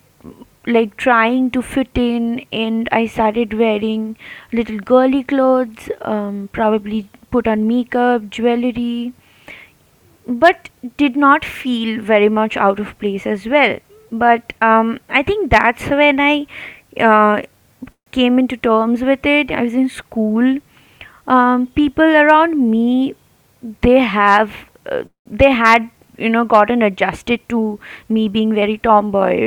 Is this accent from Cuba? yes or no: no; Kolkata, West Bengal, India; I'm from Calcutta.